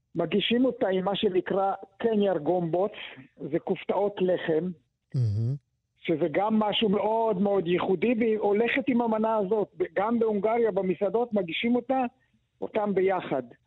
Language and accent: Hebrew; Israel; אני גדלתי בקיבוץ